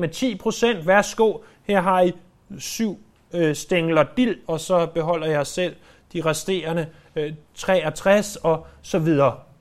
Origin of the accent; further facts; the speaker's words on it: Denmark; jeg er født i Danmark